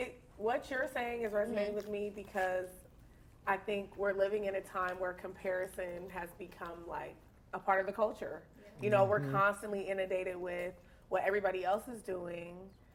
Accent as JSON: {"language": "English", "town": "Dallas", "region": "Texas", "country": "United States", "tie": "born or raised there", "moved": "yes", "lives_now": "Los Angeles, United States", "said": "I am originally from Dallas, Texas. Okay. I was born there."}